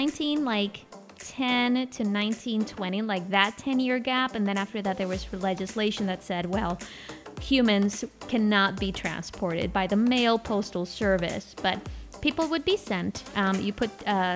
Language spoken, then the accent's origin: English; United States